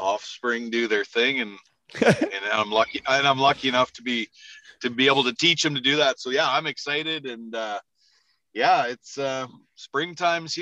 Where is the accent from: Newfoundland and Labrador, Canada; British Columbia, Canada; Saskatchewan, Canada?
Saskatchewan, Canada; Prince Albert; born and raised in Prince Albert